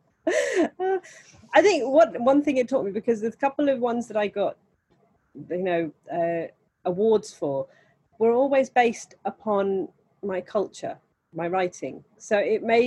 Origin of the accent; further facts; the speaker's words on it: India; I'm Indian